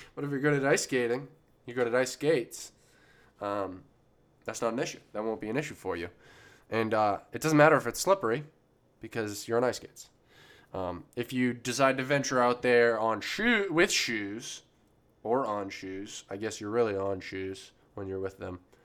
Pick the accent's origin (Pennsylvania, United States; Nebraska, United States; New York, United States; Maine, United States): Maine, United States; I grew up near the woods, you know, like a lot of people in Maine